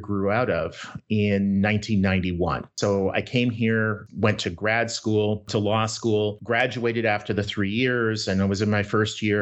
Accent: Winnipeg, Manitoba, Canada; now in Minnesota, United States; I grew up in Winnipeg, Canada

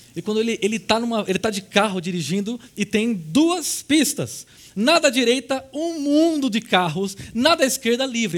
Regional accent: Brazil; como brasileiros

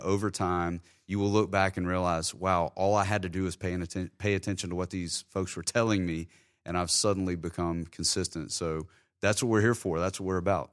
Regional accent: Terry, Mississippi, United States; now in Jacksonville, United States; I spent a lot of time growing up in Terry, which was a beautiful time in my life.

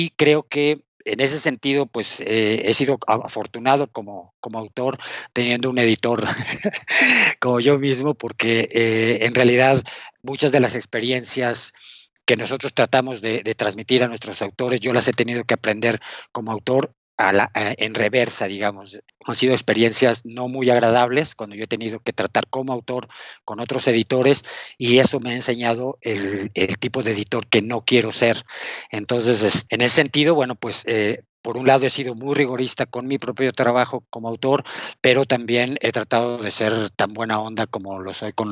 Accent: Mexico City, Mexico; born there; Sí, nací en la Ciudad de México, justo en el centro, a la vuelta del barrio chino.

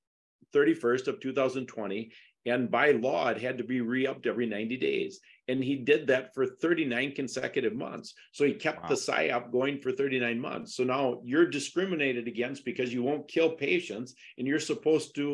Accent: Wisconsin, United States; I was from Wisconsin because I'm the only one without an accent.

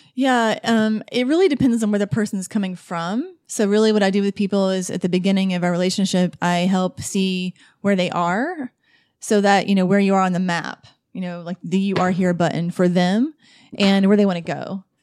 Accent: Asheville, North Carolina, United States; I'm from Asheville

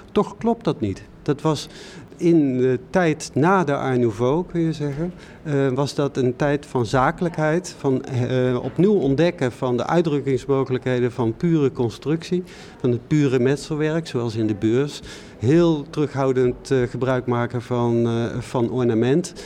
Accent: North Brabant, Netherlands; ik kom uit Brabant

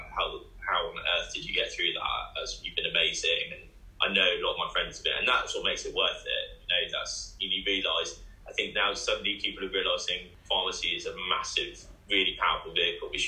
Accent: Bournemouth, South West England, United Kingdom; I'm from Bournemouth

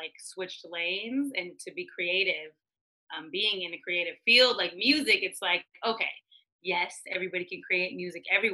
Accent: Washington, United States; moved away as an adult; also born or lived in California / Edmonds, Washington / Beaufort, South Carolina / Los Angeles; I grew up in Washington, literally as a Native American

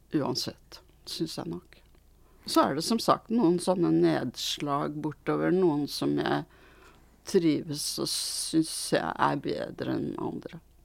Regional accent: Norway; also born or lived in Sweden; født i Sverige og kom hit som åtteåring

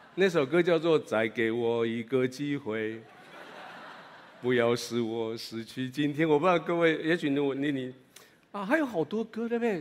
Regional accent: Taiwan; 如果你跟我一样是在台语教会长大的

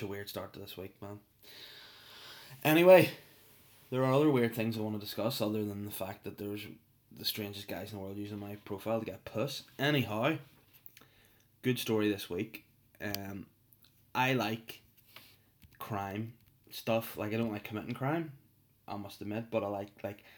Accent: North Down, Northern Ireland, United Kingdom; moved away as an adult; now in Belfast, United Kingdom; Everyone knows I'm from North Down. That is my place, my spot on this earth, the Gold Coast itself. Hollywood, Crawfordsburn, Bangor, Donaghadee, those joints are my joints.

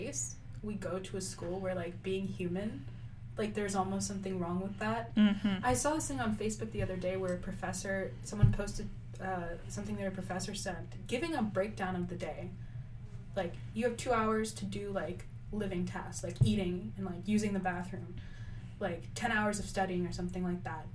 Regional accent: Orange County, California, United States; moved away as an adult; now in Berkeley, United States; I come from Orange County

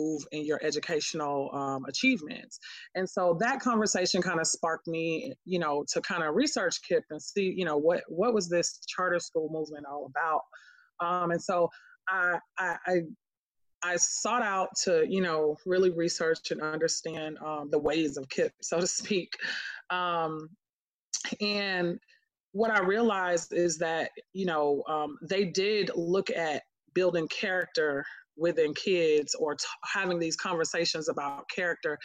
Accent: Miami, Florida, United States; now in Atlanta, United States; I'm originally from Miami, Florida, so it felt similar to home

